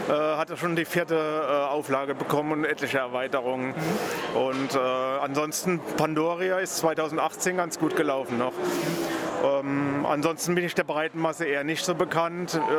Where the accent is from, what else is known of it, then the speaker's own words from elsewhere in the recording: Rhineland-Palatinate, Germany; now in Berlin, Germany; Ich wohne seit 2004 in Berlin. Ich stamme ursprünglich aus der Pfalz und bin wegen der Liebe nach Berlin